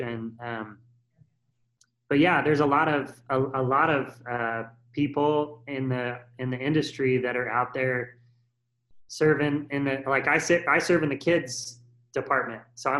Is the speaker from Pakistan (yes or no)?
no; Nevada, United States; Well, I mean, I came from Nevada where, you know, we didn't have enough people in one church to put together a full worship team.